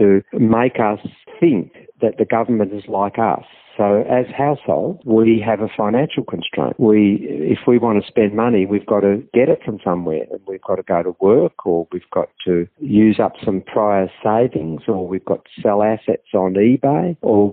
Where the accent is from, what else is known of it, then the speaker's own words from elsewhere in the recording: Victoria, Australia; I'm from Victoria